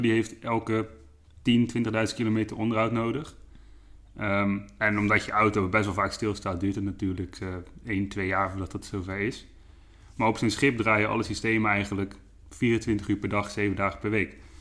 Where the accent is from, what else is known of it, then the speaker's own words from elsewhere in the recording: Dordrecht, South Holland, Netherlands; moved away as an adult; now in Ede, Netherlands; ik kom oorspronkelijk uit Dordrecht. Ehm, daar heb ik 22 jaar gewoond.